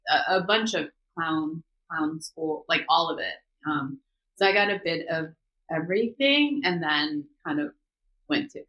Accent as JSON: {"language": "English", "region": "Seoul", "country": "South Korea", "tie": "born or raised there", "also_born_or_lived": "Los Angeles, United States / New York, United States", "moved": "yes", "lives_now": "Atlanta, United States", "said": "So, I was born in Korea. I was born in Seoul, the capital. So, I'm like a city girl"}